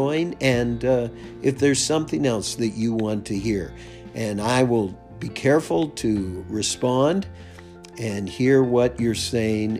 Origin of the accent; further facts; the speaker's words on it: United States; moved away as an adult; now in Canada; I'm an American, and now I live up here in Canada